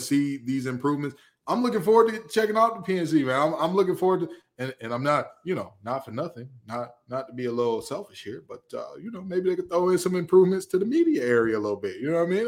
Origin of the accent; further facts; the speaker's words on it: Detroit, Michigan, United States; I'm from the west side of Detroit. I'm from Hockey Town, baby